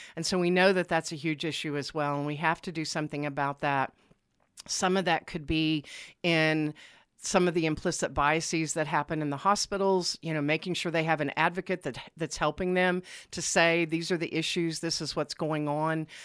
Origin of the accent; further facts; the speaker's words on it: Lawton, Oklahoma, United States; also born or lived in Tulsa; now in Oklahoma City, United States; I'm from Lawton